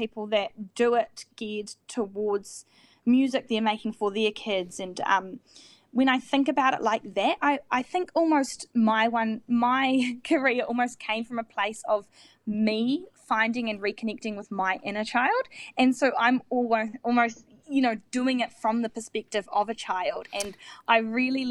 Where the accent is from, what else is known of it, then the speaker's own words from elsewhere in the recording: Dunedin, Otago, New Zealand; also born or lived in Auckland; I just moved back to my hometown in Dunedin